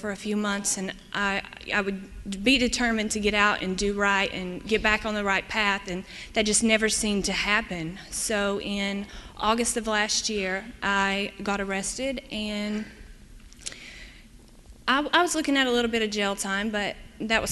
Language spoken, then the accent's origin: English; East Tennessee, United States; moved away as an adult; now in Michigan, United States; I'm from East Tennessee